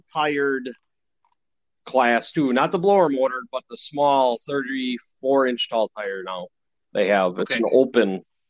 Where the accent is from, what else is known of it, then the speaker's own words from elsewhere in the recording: Whitehall, Wisconsin, United States; I'm from Whitehall, Wisconsin.